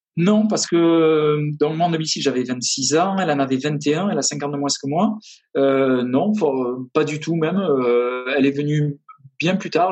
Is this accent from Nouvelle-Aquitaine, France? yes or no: yes; half Landes, half Basque Country, Nouvelle-Aquitaine, France; moved away as an adult; now in Austin, United States; je suis originaire du sud-ouest, euh, à moitié les Landes, à moitié le Pays Basque